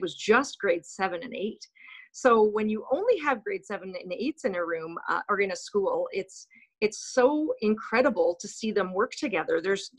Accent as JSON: {"language": "English", "town": "Winnipeg", "region": "Manitoba", "country": "Canada", "tie": "born or raised there", "also_born_or_lived": "North Dakota", "moved": "as an adult", "said": "And then moved to Charleswood Junior High in Winnipeg. I grew up in Winnipeg, so it was nice to return to Winnipeg."}